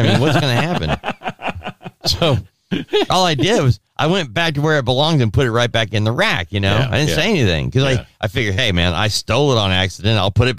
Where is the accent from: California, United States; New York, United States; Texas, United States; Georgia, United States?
California, United States; Southern; now in Alabama, United States; I was born and raised in Southern California, like all my other relatives, we all left